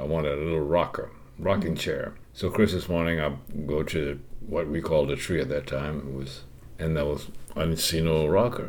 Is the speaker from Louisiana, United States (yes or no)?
yes; Cecilia, Louisiana, United States; moved away; also born or lived in New York; I grew up in Cecilia, Louisiana, born on November 16th, 1938.